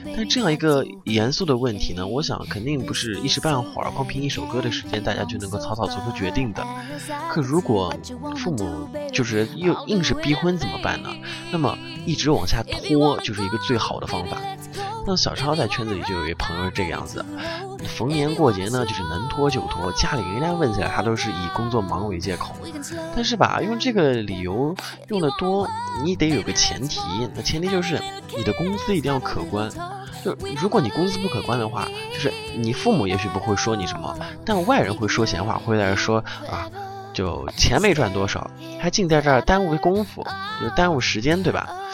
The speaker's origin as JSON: {"language": "Chinese", "country": "China", "said": "我们中国人"}